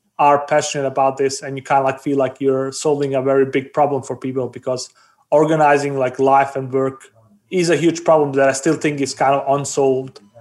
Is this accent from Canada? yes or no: no; Denmark; also born or lived in Bosnia; I was born in Bosnia. I grew up in Denmark.